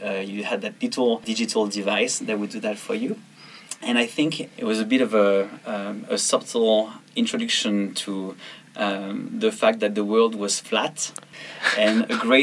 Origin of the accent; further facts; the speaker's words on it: south of France, France; moved away; I went back to my hometown in the south of France, and I decided to go and clean my childhood room